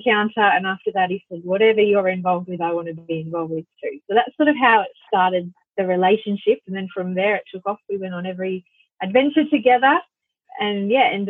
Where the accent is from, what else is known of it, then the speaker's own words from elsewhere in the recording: Hervey Bay, Queensland, Australia; I was working with the whales in Harvey Bay, which is my hometown